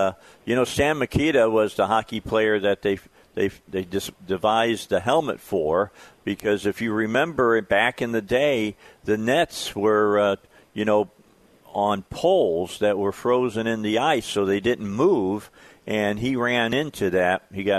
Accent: outside of Chicago, Illinois, United States; I grew up outside of Chicago. I'm a huge Hawk fan

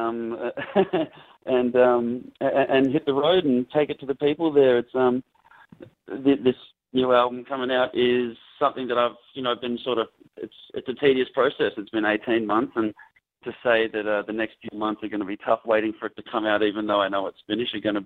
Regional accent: Australia; moved away as an adult; now in Los Angeles, United States; being Australian

